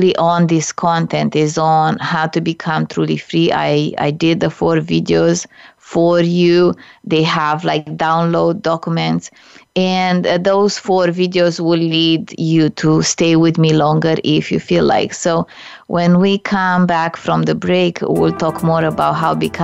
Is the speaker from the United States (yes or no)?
no; Romania; English is a second language; now in Canada; I immigrated to Canada from Romania, a communist country.